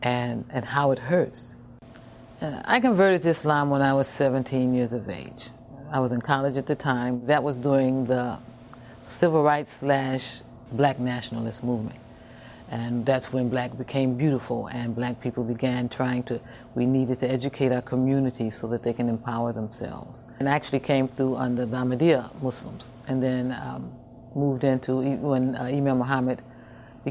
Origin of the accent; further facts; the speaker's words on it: Chicago, Illinois, United States; also born or lived in Harvey, Illinois; I'm a black girl that came from Cabrini-Green. Actually, you know, I was born in Chicago, and we moved actually to the suburbs, Harvey here.